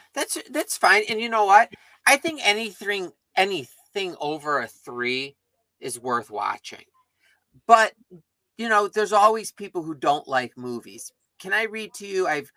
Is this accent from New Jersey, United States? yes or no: no; Columbus, Ohio, United States; I'm from Columbus, Ohio.